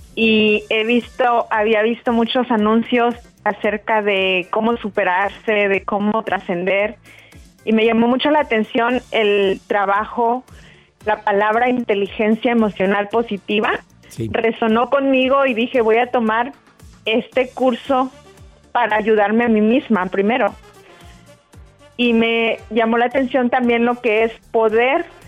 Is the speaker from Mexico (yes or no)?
yes; Mexico; now in North Carolina, United States